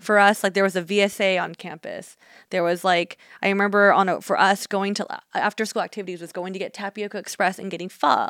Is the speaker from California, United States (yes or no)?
yes; Union City, California, United States; I grew up in Union City, and Union City is in Northern California